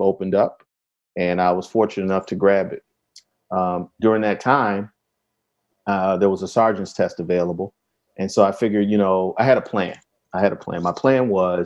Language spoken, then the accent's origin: English; Chicago, Illinois, United States; Yeah, so I'm from Chicago.